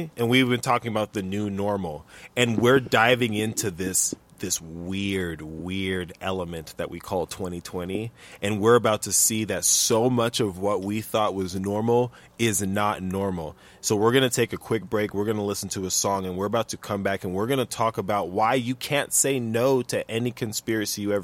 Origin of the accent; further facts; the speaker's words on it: United States; As an American